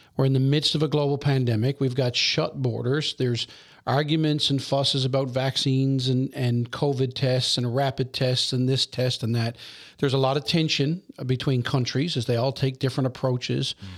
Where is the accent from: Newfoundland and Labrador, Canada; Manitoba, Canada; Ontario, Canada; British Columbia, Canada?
Newfoundland and Labrador, Canada; Newfoundlanders can